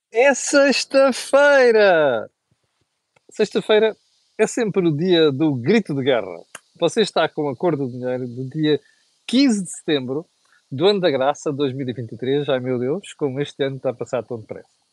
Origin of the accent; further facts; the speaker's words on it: Mozambique; Quando era miúdo, em Moçambique, na escola